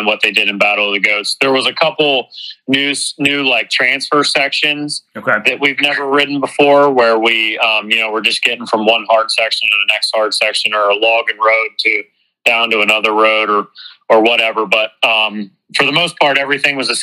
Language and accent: English; East Coast, United States; moved away; I'm from the East Coast